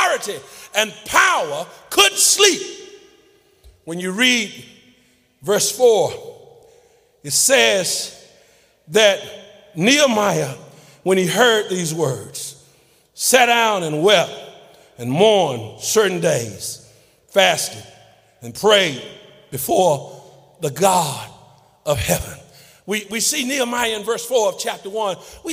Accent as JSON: {"language": "English", "region": "Texas", "country": "United States", "tie": "born or raised there", "said": "my home state of Texas"}